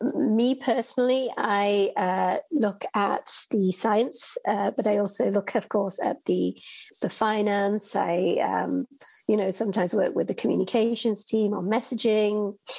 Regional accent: United Kingdom; moved away; I'm from the United Kingdom, and so I actually grew up uh, interested in space in astronomy and living in the UK

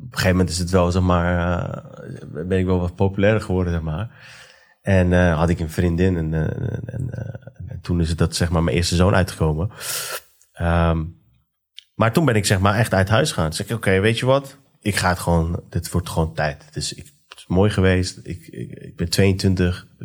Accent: Iran; om de richting waar wij als Iraniërs zeg maar, in zitten.

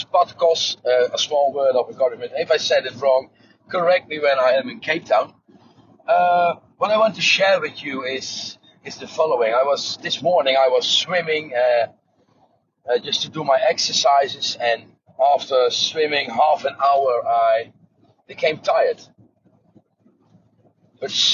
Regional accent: Netherlands; I'm from Holland

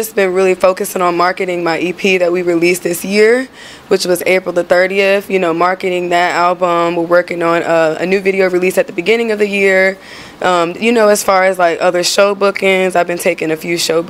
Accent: Rocky Mount, Virginia, United States; now in Charlotte, United States; Rocky Mount, Virginia.

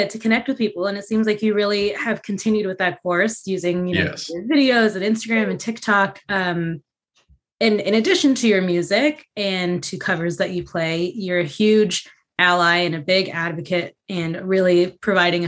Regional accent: Santa Fe, New Mexico, United States; I grew up in Santa Fe, New Mexico

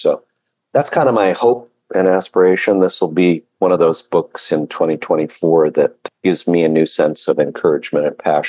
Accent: Hawaii, United States; I spent a good chunk of my life growing up in Hawaii and worked with Hawaiian credit unions numerous times. And when I get off the airplane, it's home.

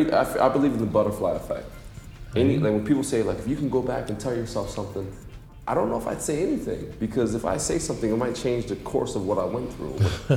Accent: Passaic, New Jersey, United States; moved away as an adult; also born or lived in North Dakota; I'm a kid from New Jersey, I'm a kid from Passaic, New Jersey, and I'm in Dubai for the second time

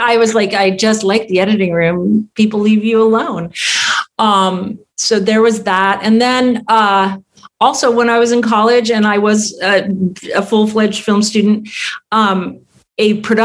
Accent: Tucson, Arizona, United States; moved away as an adult; also born or lived in New York; And I grew up in Tucson too.

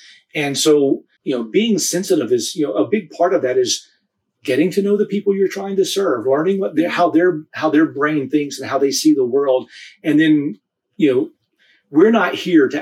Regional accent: United States; moved away as an adult; now in Nepal; In the areas where we grew up in the States

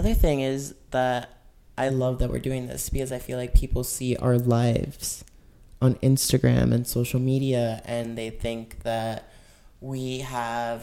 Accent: Florida, United States; we're both from Florida.

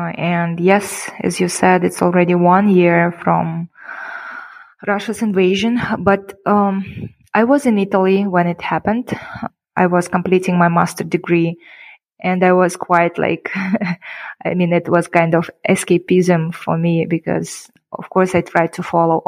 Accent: Kyrgyzstan; first language Kyrgyz; English is a second language; when I came back to Kyrgyzstan, I've noticed that I would like to learn my language better, let's say, because I would prefer maybe in the nearest future to talk Kyrgyz and English more than Russian.

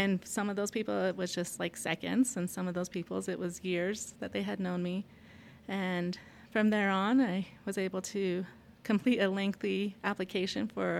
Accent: Utah, United States; I just say that I'm from the whole area, because it's about equal in my life that I grew up in Monument Valley as well as Montezuma Creek, and now currently Blanding, Utah

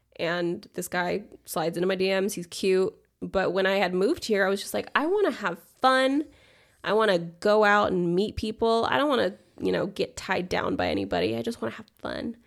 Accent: Los Angeles, California, United States; I am from Los Angeles, California.

